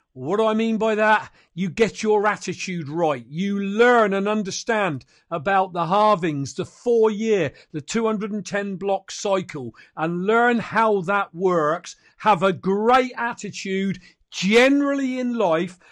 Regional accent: United Kingdom; I'm a Brit

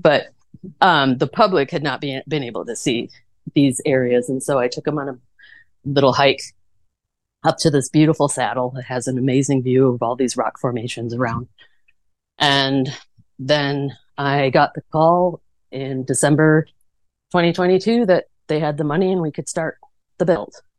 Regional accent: Chicago, Illinois, United States; moved away as an adult; now in Tucson, United States; I'm originally from the Chicago suburbs

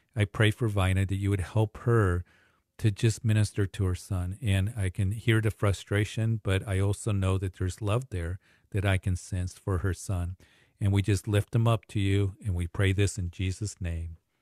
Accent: Kansas, United States; moved away; I had a large family back in Kansas when, growing up with many cousins.

